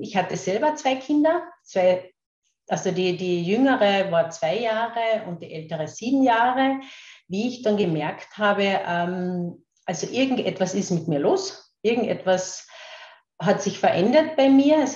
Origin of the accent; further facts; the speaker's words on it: Carinthia, Austria; accent: Carinthian; Ich werde eh schauen, dass ich meinen Kärntner Dialekt ein klein wenig in den Griff bekomme, weil ich aus Kärnten bin.